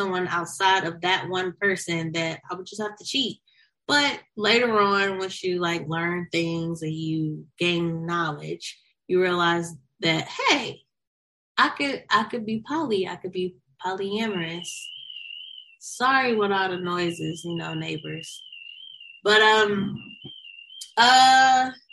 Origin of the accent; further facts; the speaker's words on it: St. Louis, Missouri, United States; now in Los Angeles, United States; I am from St. Louis, Missouri, but I live in Los Angeles, California